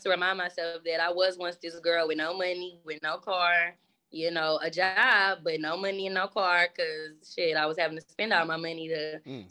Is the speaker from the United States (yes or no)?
yes; Dallas, Texas, United States; I was born in Dallas